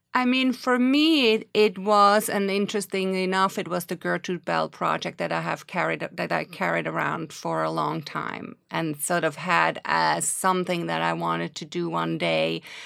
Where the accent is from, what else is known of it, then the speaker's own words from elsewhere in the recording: Switzerland; moved away as an adult; now in New York, United States; I'm originally from Switzerland and came to New York in nineteen eighty-six to study at N Y U.